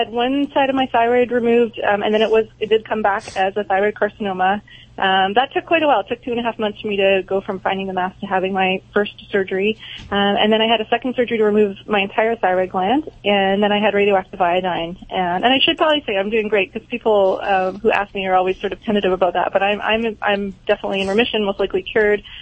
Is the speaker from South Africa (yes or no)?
no; Canada; now in United States; Yeah, yeah. I'm Canadian. I work in Florida now, but at the time I was in I was in mm-hmm. Canada.